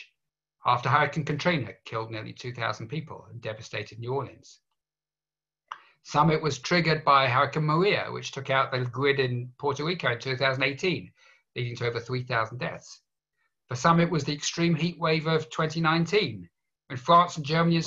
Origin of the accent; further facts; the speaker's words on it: England, United Kingdom; growing up in England